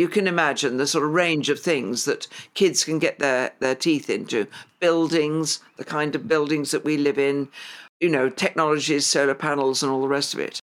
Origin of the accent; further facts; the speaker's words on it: London, United Kingdom; I grew up in Highgate, came here when I was two